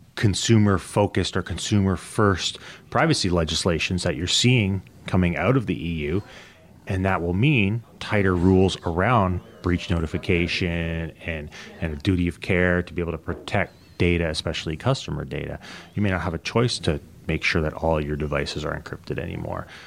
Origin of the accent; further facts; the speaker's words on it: Canada; also born or lived in United States; I'm Canadian